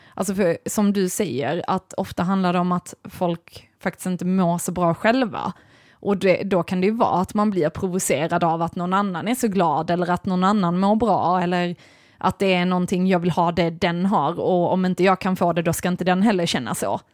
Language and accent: Swedish; Sweden; jag är ju ändå svensk